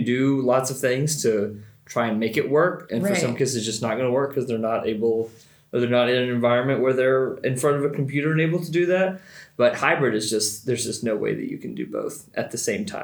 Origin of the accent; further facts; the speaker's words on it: Virginia, United States; moved away as an adult; now in Atlanta, United States; I'm from Virginia, and I also grew up Baptist, so most of my childhood I went to the same very tiny, very rural Appalachia Baptist church